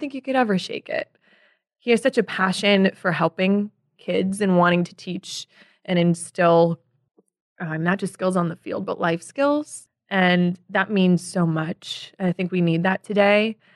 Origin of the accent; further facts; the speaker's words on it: Chicago, Illinois, United States; moved away as an adult; also born or lived in Casper, Wyoming / New York; I grew up in the Southwest suburbs